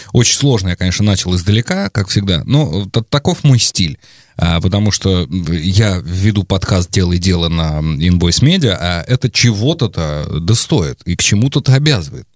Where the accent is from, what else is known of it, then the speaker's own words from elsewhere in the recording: Volgograd Oblast, Russia; я вырос, родился и вырос в регионе, а, где раки это ну, обычная нормальная еда. Да, то есть я из Волгоградской области